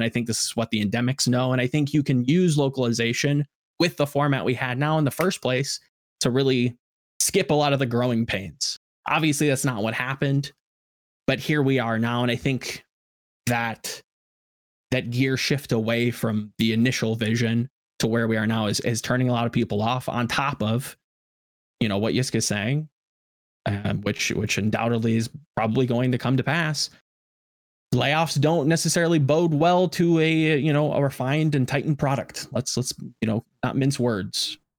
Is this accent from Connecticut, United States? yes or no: no; Atlanta, Georgia, United States; I'm from Atlanta, so, you know, I got to, you know, support the Atlanta FaZe and Call of Duty and the Reign and whatnot.